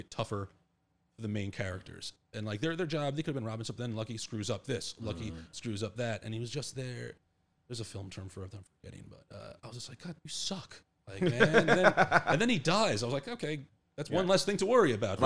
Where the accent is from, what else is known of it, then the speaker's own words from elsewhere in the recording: Long Island, New York, United States; I'm like from Long Island